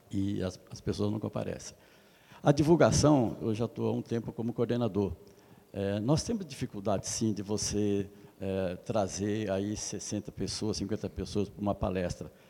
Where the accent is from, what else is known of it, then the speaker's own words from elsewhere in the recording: São Paulo, Brazil; Eu sou da região de Jundiaí.